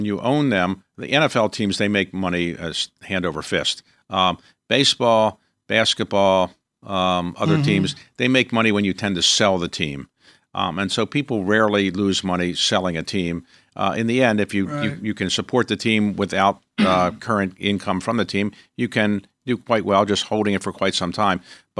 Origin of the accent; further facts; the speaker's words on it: Baltimore, Maryland, United States; So I am from Baltimore.